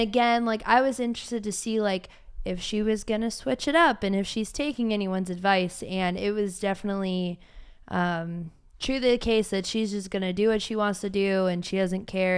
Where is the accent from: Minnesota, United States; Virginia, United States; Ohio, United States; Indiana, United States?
Ohio, United States; Cleveland; now in Austin, United States; I'm from Cleveland